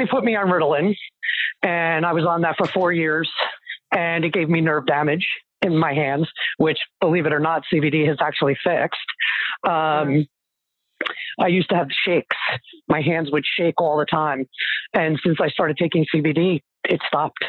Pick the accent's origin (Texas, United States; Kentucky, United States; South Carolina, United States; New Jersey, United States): New Jersey, United States; I am from New Jersey, born and bred